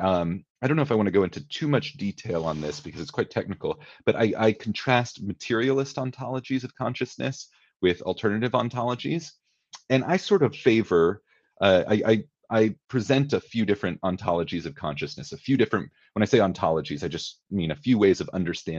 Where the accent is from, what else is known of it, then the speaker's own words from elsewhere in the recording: Washington, District of Columbia, United States; I'm from the Washington, D.C. area.